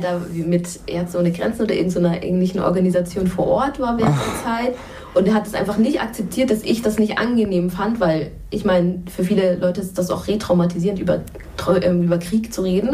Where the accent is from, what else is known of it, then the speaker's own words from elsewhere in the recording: Munich, Bavaria, Germany; ich komme ja auch aus München